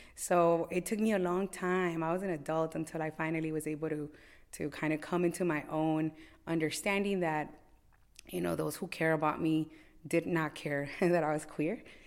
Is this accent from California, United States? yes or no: yes; Los Angeles, California, United States; born and raised in Los Angeles. I have, uh, real deep ties to Boyle Heights